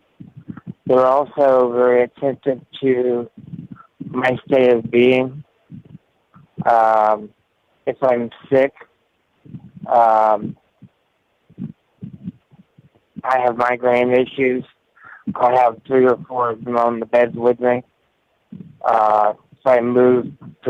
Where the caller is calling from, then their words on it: Tampa, Florida, United States; calling from Tampa